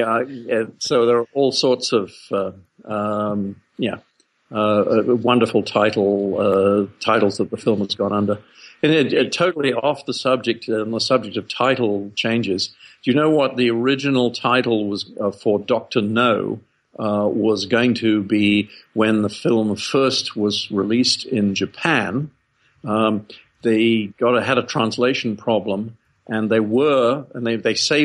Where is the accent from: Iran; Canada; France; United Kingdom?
United Kingdom; England; moved away as an adult; now in Australia; I took a ship to Australia from England when I was 19. And in England, you know, being a cold and rainy place, there were no drive-ins